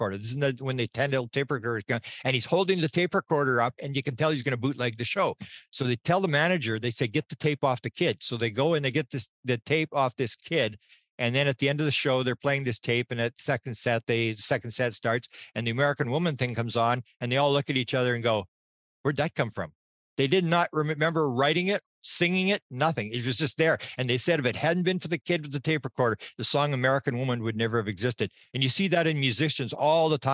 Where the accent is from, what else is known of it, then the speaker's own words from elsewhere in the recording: Winnipeg, Manitoba, Canada; I'm from Winnipeg, Manitoba, Canada